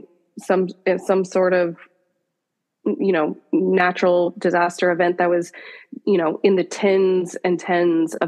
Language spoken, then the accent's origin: English; Pacific Northwest, United States; I grew up in the Pacific Northwest on a farm